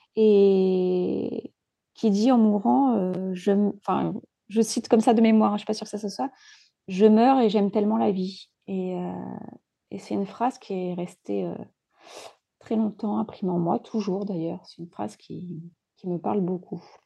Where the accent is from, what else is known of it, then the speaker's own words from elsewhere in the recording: Djibouti; j'ai grandi à Djibouti, à la Corne de l'Afrique